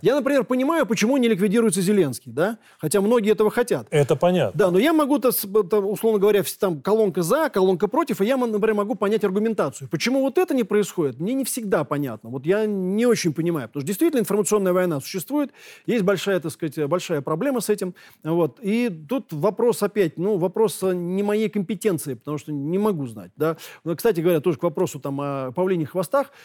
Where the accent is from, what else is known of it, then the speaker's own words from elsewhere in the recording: Moscow, Russia; Я коренной москвич